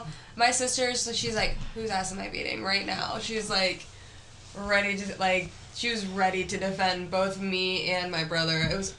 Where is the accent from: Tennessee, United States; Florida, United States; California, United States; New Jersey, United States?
New Jersey, United States; Voorhees; I'm from Jersey. I'm from New Jersey. I was born in Voorhees.